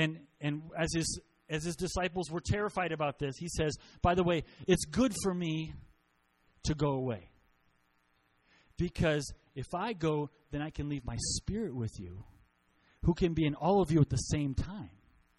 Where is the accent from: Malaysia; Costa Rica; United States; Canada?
Costa Rica; I grew up in Costa Rica. So my parents were missionaries. My whole growing up life. So I was 4 years old when we went, and I graduated from high school in Costa Rica.